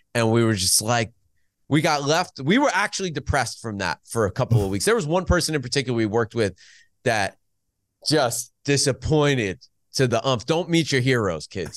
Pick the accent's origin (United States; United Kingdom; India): United States; Growing up in the New York region, f, Pennsylvania